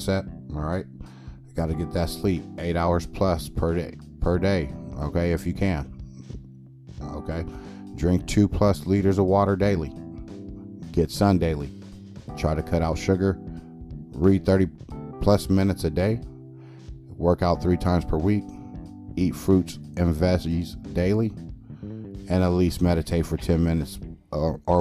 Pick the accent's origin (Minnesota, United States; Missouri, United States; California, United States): California, United States; moved away; also born or lived in Midwest / Texas; I grew up in California all day where it's hustle and bustle and everybody is just mean